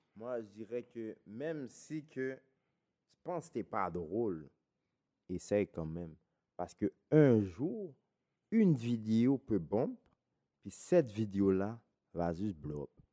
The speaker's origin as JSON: {"language": "French", "town": "Laval", "region": "Quebec", "country": "Canada", "said": "je viens de Vimont"}